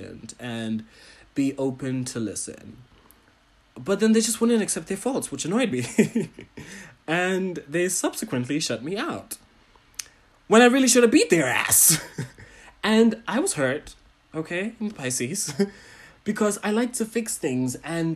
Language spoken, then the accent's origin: English; Botswana